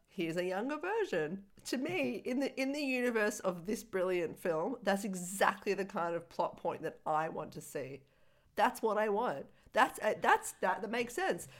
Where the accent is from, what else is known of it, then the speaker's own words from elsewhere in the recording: Australia; as an Australian